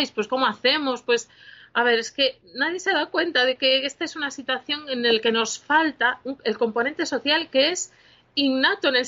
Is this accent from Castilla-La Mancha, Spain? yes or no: no; Galicia, Spain; Es que los gallegos somos muy flipados.